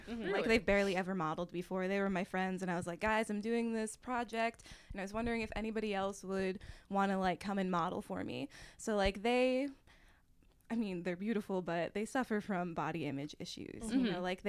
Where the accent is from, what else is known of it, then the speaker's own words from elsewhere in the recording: Forest City, Pennsylvania, United States; Forest City, Pennsylvania.